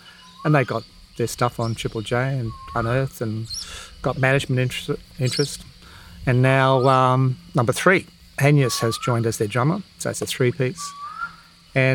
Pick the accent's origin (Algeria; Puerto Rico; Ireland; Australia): Ireland; I'm Irish. You know, my kids have Irish passports, etc.